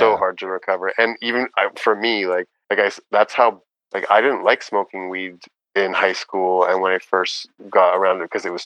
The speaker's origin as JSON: {"language": "English", "country": "Canada", "tie": "born or raised there", "said": "growing up in Canada"}